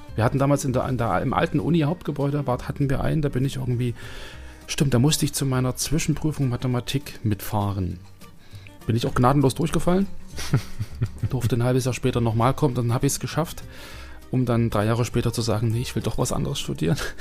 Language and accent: German; Germany; als Deutscher